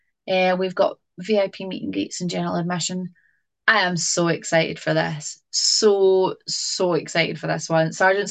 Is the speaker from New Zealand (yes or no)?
no; East Kilbride, Scotland, United Kingdom; my hometown in East Kilbride